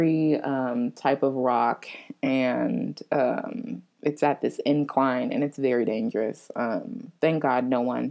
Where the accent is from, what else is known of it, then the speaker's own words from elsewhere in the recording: Florida, United States; moved away as an adult; now in New Orleans, United States; I'm from Florida. I'm used to the heat.